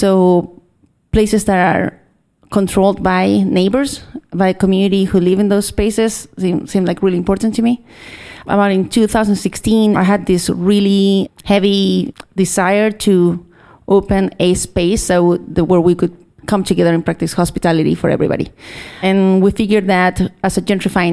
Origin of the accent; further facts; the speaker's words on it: Chile; moved away as an adult; now in Seattle, United States; I am from Chile, little southern.